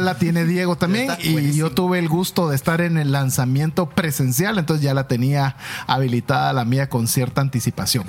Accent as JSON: {"language": "Spanish", "country": "Guatemala", "said": "somos orgullosamente guatemaltecos"}